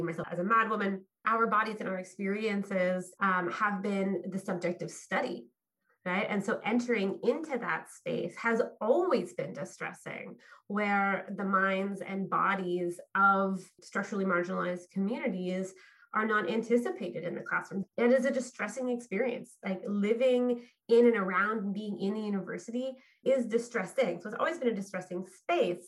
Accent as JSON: {"language": "English", "town": "Fredericton", "region": "New Brunswick", "country": "Canada", "tie": "born or raised there", "said": "I'm weathering COVID in my hometown of Fredericton, New Brunswick"}